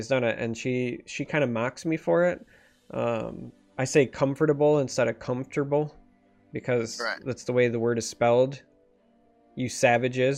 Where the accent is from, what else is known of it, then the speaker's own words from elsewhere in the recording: Michigan, United States; accent: rural Michigan; My accent is significantly more like rural Michigan militia